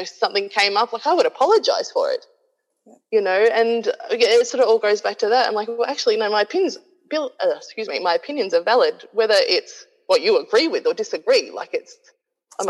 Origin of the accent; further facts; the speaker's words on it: Australia; moved away as an adult; also born or lived in New Zealand; I moved back to my hometown in Australia